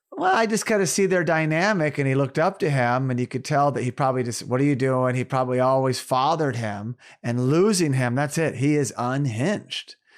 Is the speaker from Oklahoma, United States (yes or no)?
yes; Tulsa, Oklahoma, United States; Born in Tulsa, Oklahoma, my hometown